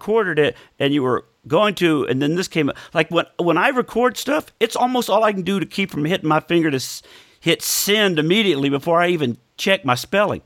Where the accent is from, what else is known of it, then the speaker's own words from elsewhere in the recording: Tulsa, Oklahoma, United States; I'm from Tulsa